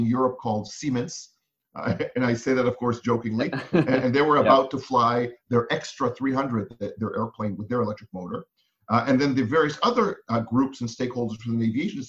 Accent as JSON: {"language": "English", "country": "Israel", "moved": "as an adult", "lives_now": "United States", "said": "I'm originally from Israel. I was in the military there, did some work in advertising, then came to the US to get my MBA"}